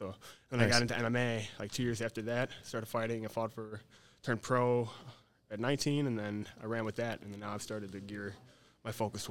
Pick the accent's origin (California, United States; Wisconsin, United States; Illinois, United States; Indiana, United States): Illinois, United States; Chicago; moved away as an adult; also born or lived in South Carolina; now in Greenville, United States; I'm from Chicago. I just moved down to South Carolina about 3.5 months ago.